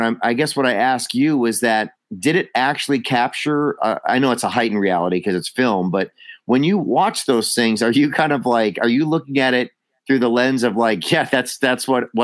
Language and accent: English; Wisconsin, United States; I grew up in Wisconsin